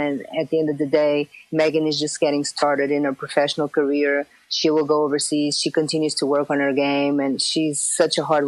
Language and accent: English; Portugal; moved away as an adult; growing up in Portugal, in a very small city, it's a small country that is basically soccer dominated